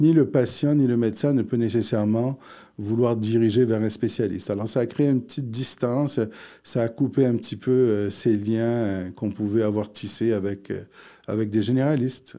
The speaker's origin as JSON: {"language": "French", "region": "Quebec", "country": "Canada", "tie": "born or raised there", "also_born_or_lived": "Morocco", "said": "je suis arrivé euh, euh, du Maroc. J'avais 4 ans. Euh, donc, j'ai fait toute ma scolarité ici"}